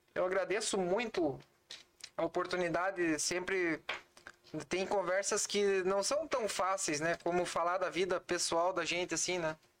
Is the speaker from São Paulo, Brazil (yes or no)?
no; Santana do Livramento, Rio Grande do Sul, Brazil; De Santana do Livramento